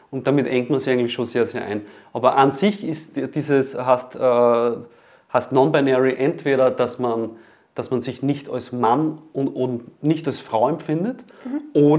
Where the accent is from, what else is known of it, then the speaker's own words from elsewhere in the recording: Leonding, Upper Austria, Austria; Ich komme aus Leonding